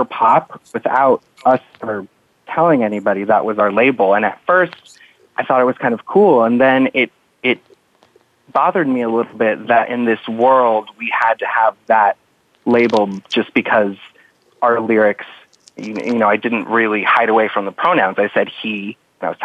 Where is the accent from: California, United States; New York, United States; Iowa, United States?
California, United States; Los Angeles area; I remember taking the Metrolink, which is a train here